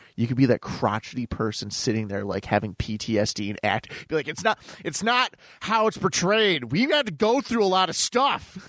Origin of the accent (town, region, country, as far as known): Clarence, New York, United States